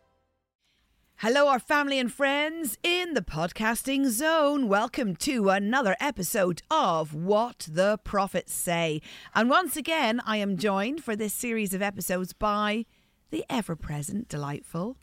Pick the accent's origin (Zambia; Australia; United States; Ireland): Ireland; I'm Irish